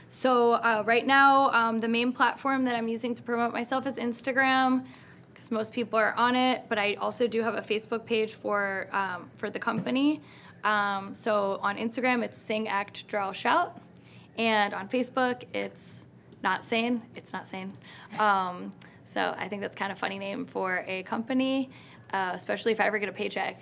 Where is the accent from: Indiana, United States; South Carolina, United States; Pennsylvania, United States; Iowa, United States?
Pennsylvania, United States; Philadelphia; Philadelphia because it's my hometown.